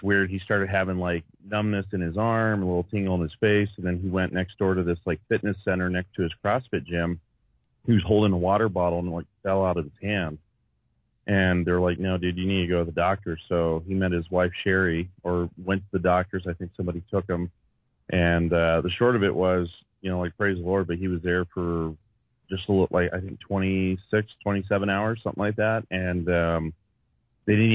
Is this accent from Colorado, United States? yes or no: yes; Westminster, Colorado, United States; where are you from? I said, Westminster, Colorado